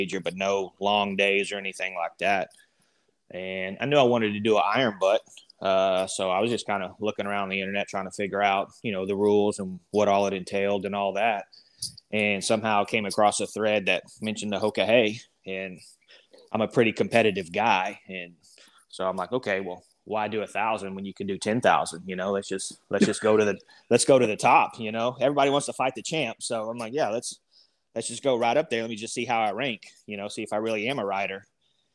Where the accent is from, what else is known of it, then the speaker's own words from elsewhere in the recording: Texas Panhandle, United States; also born or lived in Oklahoma; I was born in Oklahoma and actually grew up up in a little town up in the Panhandle, Texas